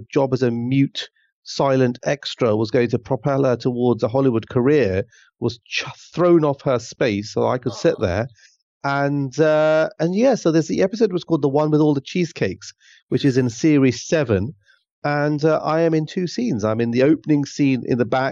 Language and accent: English; Luton, East of England, United Kingdom; also born or lived in Pakistan; me growing up in Luton